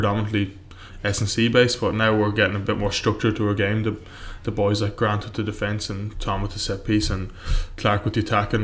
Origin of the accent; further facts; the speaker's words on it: Ireland; I'll say Ireland because I'm Irish.